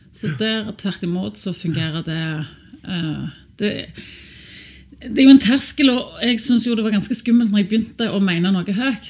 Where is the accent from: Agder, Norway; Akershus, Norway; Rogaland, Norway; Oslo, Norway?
Rogaland, Norway; Sandnes; Jeg er oppvokst på Sandnes hos to lektorforeldre